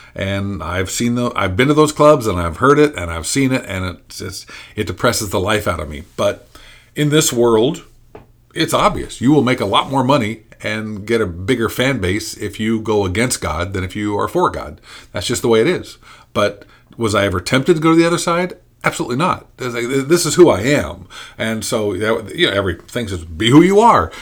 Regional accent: Indiana, United States; I'm from Indiana.

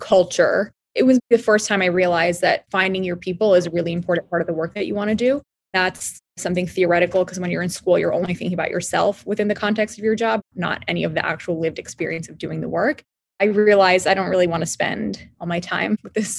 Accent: Maryland, United States; I grew up in Maryland, right outside of DC

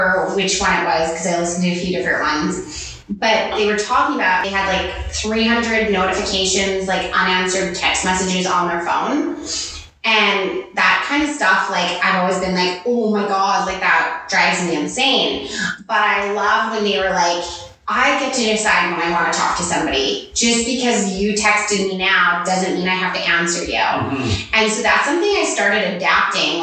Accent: Lloydminster, Canada; I was born and raised in Lloydminster. I've never lived anywhere else

